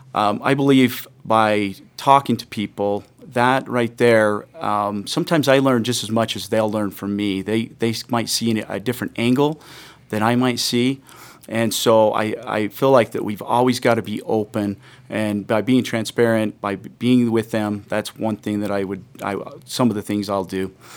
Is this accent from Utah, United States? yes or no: yes; Parowan, Utah, United States; I'm from Parowan. I grew up in Parowan.